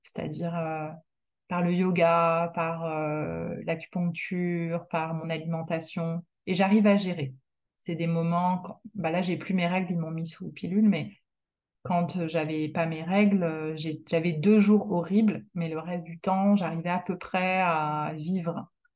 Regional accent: France; moved away as an adult; also born or lived in Canada; même si je suis devenue canadienne, je suis quand même euh, française. Je suis née en France.

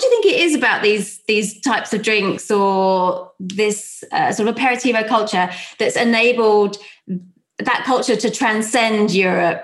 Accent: London, United Kingdom; accent: South London; my South London accent

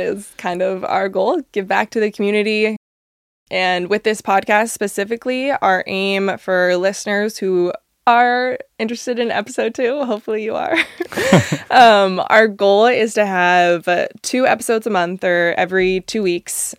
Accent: Monrovia, California, United States; also born or lived in Orange County; as a kid, I grew up in Southern California, like a little small town in L A, came from Monrovia

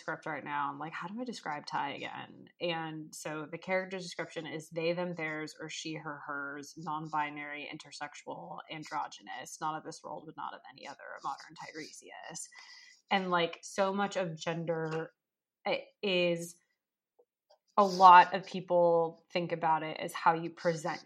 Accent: Southern California, United States; now in Washington, D.C., United States; my hometown of Southern California

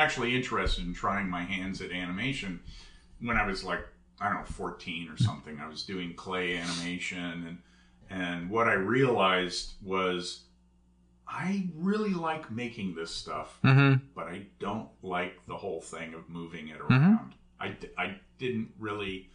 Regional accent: Menlo Park, California, United States; I'm from the Bay Area. I grew up in Menlo Park.

